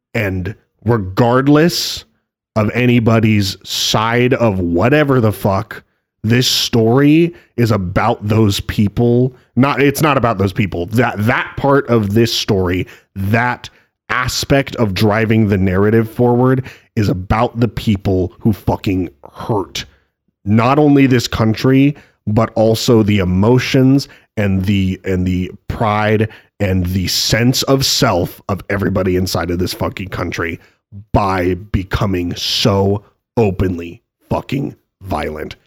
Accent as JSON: {"language": "English", "town": "Spokane", "region": "Washington", "country": "United States", "tie": "born or raised there", "moved": "yes", "said": "growing up in Spokane"}